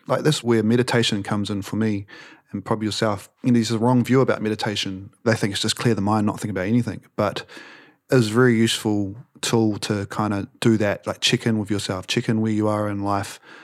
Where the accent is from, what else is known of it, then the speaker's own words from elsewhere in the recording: New Zealand; we're from New Zealand